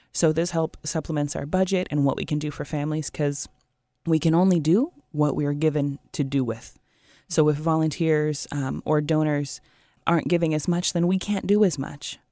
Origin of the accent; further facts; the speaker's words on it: Portland, Oregon, United States; now in Puget Sound area, United States; I grew up in Portland